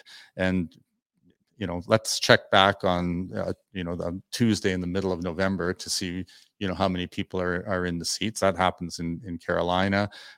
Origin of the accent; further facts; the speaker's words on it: Toronto, Ontario, Canada; I grew up in I grew up in Toronto, you know, and when, you know, back before merchandising was as popular as it is, you had to go down to Doug Laurie's Sporting Goods in the Gardens.